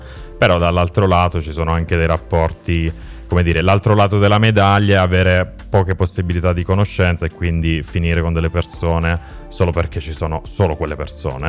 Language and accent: Italian; province of Foggia, Apulia, Italy; now in Milan, Italy; Sono pugliese, sono della provincia di Foggia.